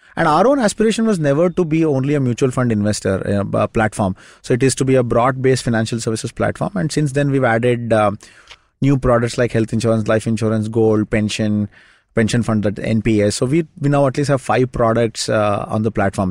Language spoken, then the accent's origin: English; Shimoga, Karnataka, India; moved away; my hometown, it's a small town called Shimoga.